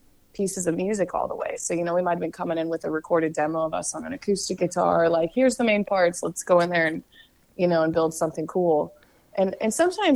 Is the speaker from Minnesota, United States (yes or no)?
no; Kansas City, Missouri, United States; I'm from Kansas City